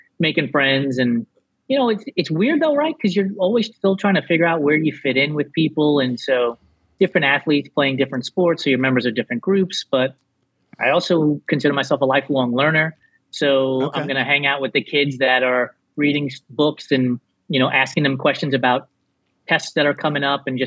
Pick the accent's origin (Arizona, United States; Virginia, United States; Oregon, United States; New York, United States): New York, United States; New York City; moved away; also born or lived in Texas; I was born in New York, grew up in the Bronx predominantly